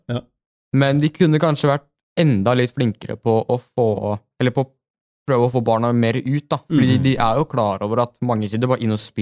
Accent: Oslo, Norway; Men det er absolutt veldig mange fine turer i løpet av Eller i nærheten av uh, Oslo. Mm. der vi kommer fra.

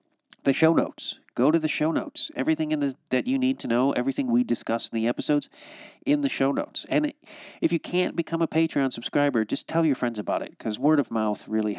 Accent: Chicago, Illinois, United States; also born or lived in California; now in St. Paul, United States; I'm originally from Chicago

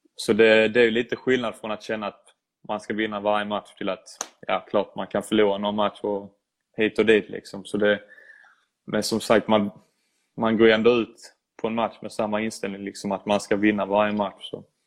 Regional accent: Sweden; now in Italy; som svensk

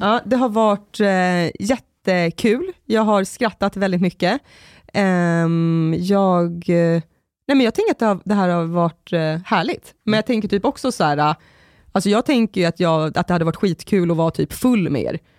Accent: Sorunda, Stockholm County, Sweden; i Sorunda på min gata där jag växte upp

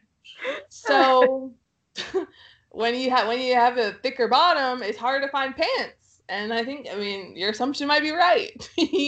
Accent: Texas, United States; I'm from Texas

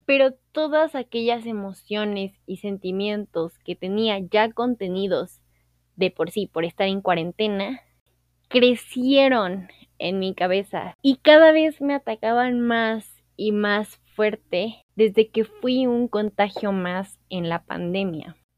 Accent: Veracruz, Mexico; now in Mexico City, Mexico; vivo en la Ciudad de México, soy de Veracruz

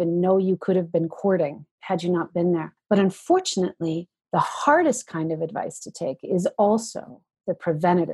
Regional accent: Georgian Bay Area, Ontario, Canada; now in Winnipeg, Canada; I am originally an Ontarian. I grew up in the Georgian Bay Area and moved out to Winnipeg, Manitoba

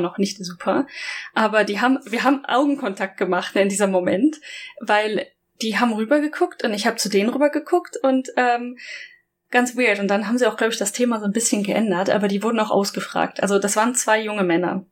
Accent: Germany; now in Japan; ich aus Deutschland

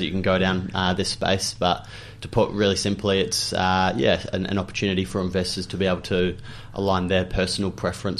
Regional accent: Australia; moved away as an adult; also born or lived in Wellington, New Zealand; now in Hastings, New Zealand; I spent some time growing up in Australia, so I spent most of my childhood there, and finished my schooling in Aussie

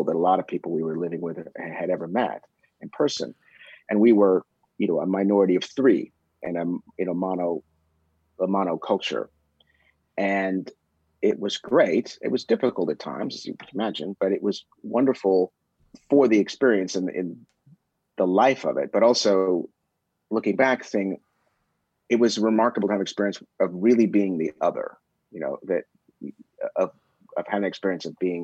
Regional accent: Columbia, Missouri, United States; moved away; also born or lived in Berkeley, California / Southeast Asia; I was raised mostly in Columbia

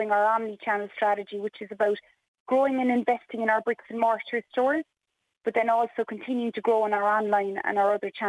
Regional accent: Cork, Munster, Ireland; accent: Cork; also born or lived in Dublin; I'm a Cork lady

